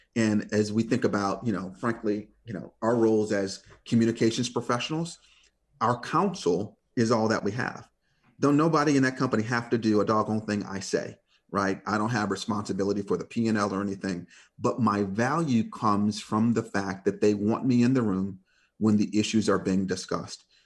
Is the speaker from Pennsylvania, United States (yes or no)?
no; Detroit, Michigan, United States; I grew up in Detroit